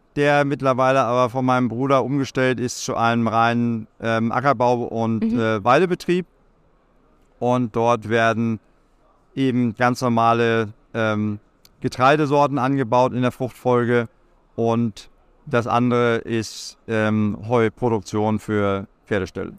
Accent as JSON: {"language": "German", "area": "Lüneburg Heath", "region": "Lower Saxony", "country": "Germany", "tie": "born or raised there", "said": "ich bin äh, gebürtig aus der Lüneburger Heide"}